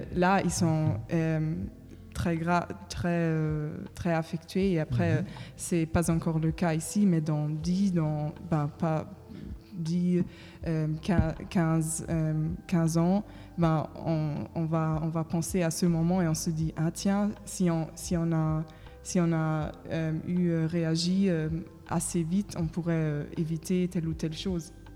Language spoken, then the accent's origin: French; Germany; French is a second language; moved away as an adult; now in Paris, France; je viens de l'Allemagne